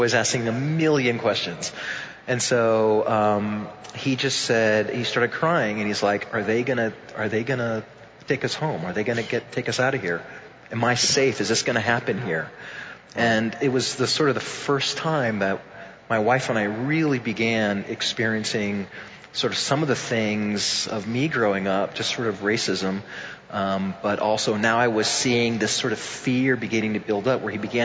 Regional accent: Tampa, Florida, United States; I grew up in Tampa, in very much like a home that was like the Puerto Rican flag was like flying over it

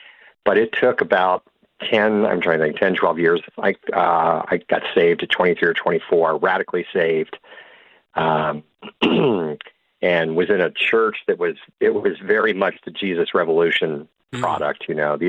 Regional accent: Silver Spring, Maryland, United States; where I'm from Silver Spring, Maryland, right outside D.C.

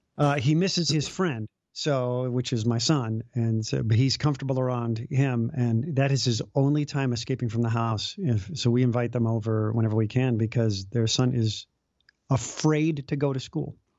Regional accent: Chicago, Illinois, United States; also born or lived in Los Angeles; now in Des Moines, United States; I grew up in Chicago and left L A to be in a small suburb of Des Moines

